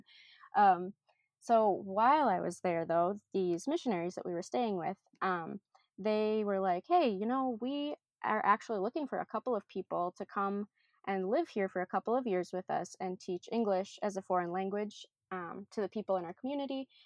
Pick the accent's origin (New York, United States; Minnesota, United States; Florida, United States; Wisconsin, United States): Minnesota, United States; also born or lived in Ghana; I am born and raised in Minnesota